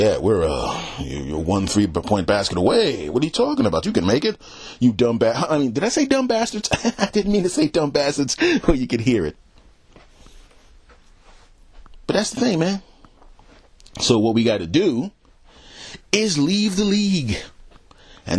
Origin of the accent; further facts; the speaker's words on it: Philadelphia, Pennsylvania, United States; moved away; not right now, but a lot of my family's there. And I was born there.